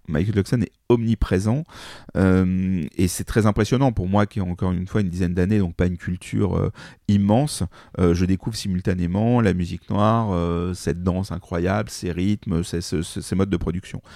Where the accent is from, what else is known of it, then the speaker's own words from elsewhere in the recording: Paris, Île-de-France, France; je suis parisien.